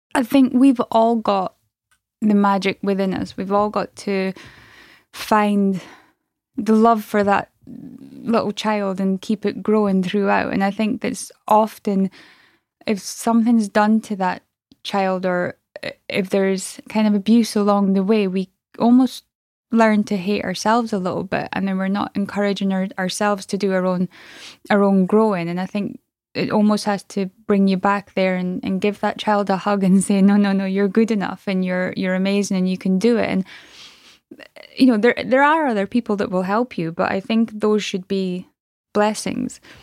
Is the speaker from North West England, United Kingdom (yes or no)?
no; Aberdeen, Scotland, United Kingdom; I'm from Aberdeen in Scotland